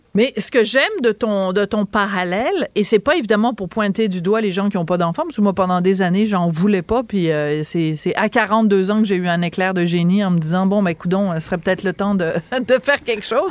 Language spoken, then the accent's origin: French; France; also born or lived in Quebec; now in Canada; je suis née en France